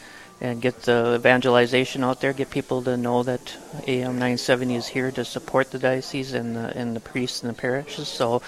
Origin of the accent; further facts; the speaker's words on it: Rochester, Minnesota, United States; I am born and raised in Rochester, Minnesota.